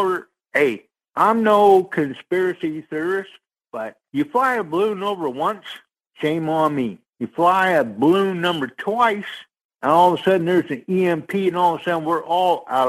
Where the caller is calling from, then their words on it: Sarasota, Florida, United States; in Sarasota.